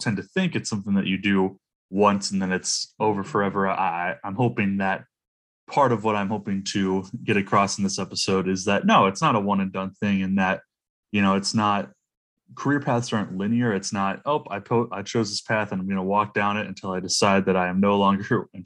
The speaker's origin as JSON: {"language": "English", "town": "Toledo", "region": "Ohio", "country": "United States", "tie": "born or raised there", "moved": "as an adult", "said": "in my hometown of Toledo, Ohio"}